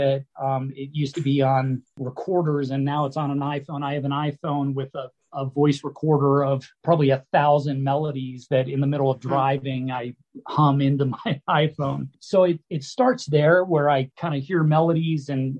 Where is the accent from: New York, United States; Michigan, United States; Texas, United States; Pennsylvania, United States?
Pennsylvania, United States; Pittsburgh; now in Colorado, United States; back in Pittsburgh, my hometown.